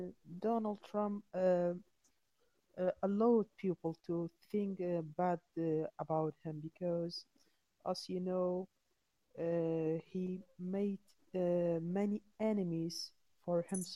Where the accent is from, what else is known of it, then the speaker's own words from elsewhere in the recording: Kurdistan Region, Iraq; English is a second language; I'm from Kurdistan.